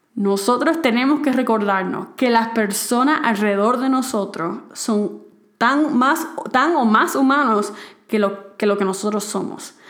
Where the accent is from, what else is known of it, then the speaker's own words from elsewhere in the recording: Puerto Rico; moved away as an adult; now in Mexico; en mi país, en Puerto Rico